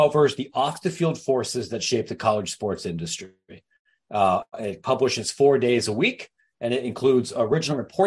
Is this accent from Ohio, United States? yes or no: yes; Licking County, Ohio, United States; I grew up in Bumblefart, Ohio. I went to, not really, Licking County